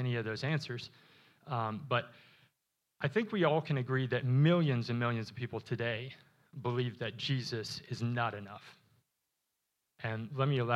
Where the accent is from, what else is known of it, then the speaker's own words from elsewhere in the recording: Wisconsin, United States; moved away; I was born in Wisconsin.